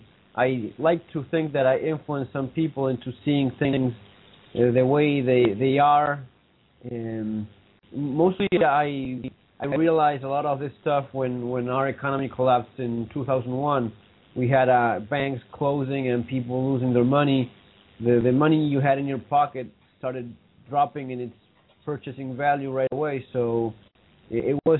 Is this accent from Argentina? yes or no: yes; Argentina; from Argentina. I'm talking from Buenos Aires right now